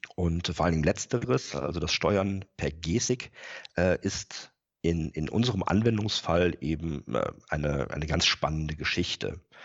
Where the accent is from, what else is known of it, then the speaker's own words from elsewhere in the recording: Rhineland, Germany; moved away as an adult; also born or lived in Bremen area; now in Bremen, Germany; bin äh, gebürtiger Rheinländer